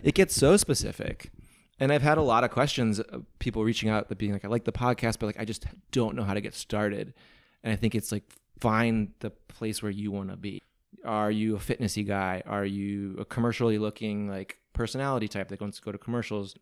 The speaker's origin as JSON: {"language": "English", "region": "Midwest", "country": "United States", "also_born_or_lived": "New Hampshire / Venice, Los Angeles", "moved": "as an adult", "lives_now": "Los Angeles, United States", "said": "I'm from the Midwest"}